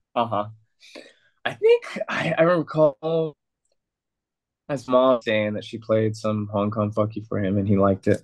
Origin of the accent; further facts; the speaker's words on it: San Diego, California, United States; now in Mexico; I grew up in San Diego.